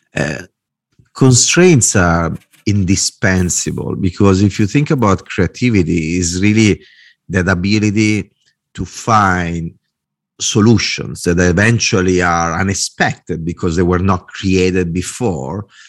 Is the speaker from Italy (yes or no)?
yes; Italy; English is a second language; moved away as an adult; also born or lived in Milan / Dublin; I'm a designer, I'm Italian